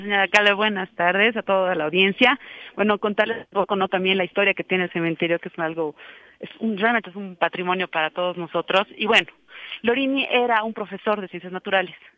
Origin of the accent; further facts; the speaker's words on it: La Paz, Bolivia; como paseños y también como bolivianos